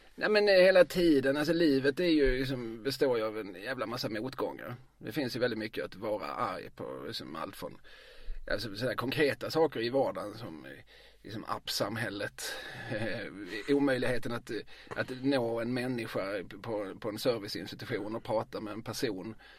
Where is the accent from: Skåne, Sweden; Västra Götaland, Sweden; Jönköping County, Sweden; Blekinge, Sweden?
Skåne, Sweden; Eslöv; moved away as an adult; also born or lived in Lund; now in Malmö, Sweden; jag gick i skola i Eslöv. Mina, eh, jag kom till Eslöv, började skolan, tog studenten, lämnade Eslöv.